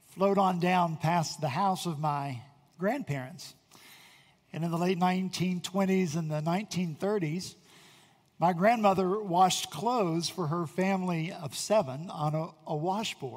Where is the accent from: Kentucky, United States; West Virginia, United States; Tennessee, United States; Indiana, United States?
West Virginia, United States; now in Charleston, United States; I'm from West Virginia